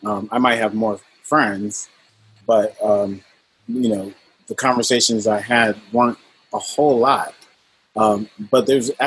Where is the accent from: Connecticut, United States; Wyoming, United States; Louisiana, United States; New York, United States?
Connecticut, United States; Wethersfield; I grew up in Wethersfield, Connecticut